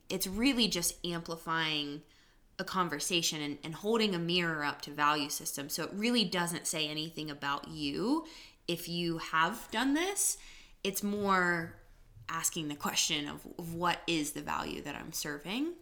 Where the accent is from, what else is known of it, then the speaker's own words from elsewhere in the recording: United States; we actually live as Americans